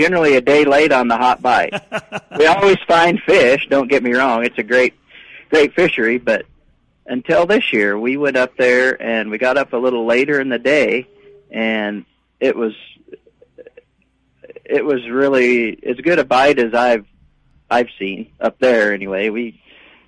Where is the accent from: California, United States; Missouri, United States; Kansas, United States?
Kansas, United States; South Central; now in Bemidji, United States; I grew up in South Central Kansas. If you on a map, if you find Wichita, I grew up in a little town of about 750 people, 30 miles north of Wichita